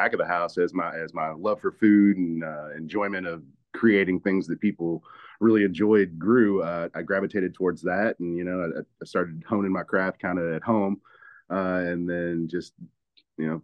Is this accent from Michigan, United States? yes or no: no; Louisville, Kentucky, United States; born and raised in Louisville.